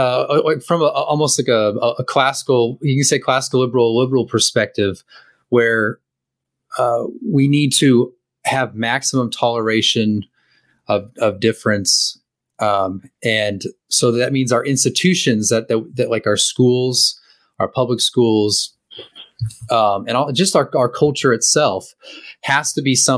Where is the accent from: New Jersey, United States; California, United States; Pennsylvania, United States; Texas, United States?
California, United States; I haven't really lived any place in whole life besides California